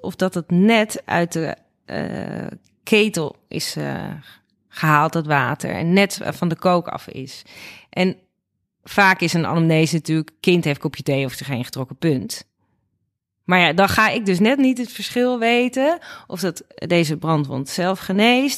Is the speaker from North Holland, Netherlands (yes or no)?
no; Nigtevecht, Utrecht, Netherlands; moved away as an adult; also born or lived in Amsterdam; dat is letterlijk hier waar ik ben opgegroeid. Eh, welkom hier. Eh, dat is in Nichtenvecht aan de Vecht